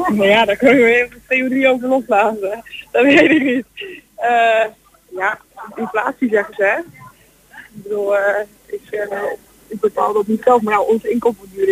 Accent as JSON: {"language": "Dutch", "area": "Borculo", "region": "Gelderland", "country": "Netherlands", "said": "we komen zelf uit Borstelo, dus dat is niet in Twente. Dat is in de Achterhoek."}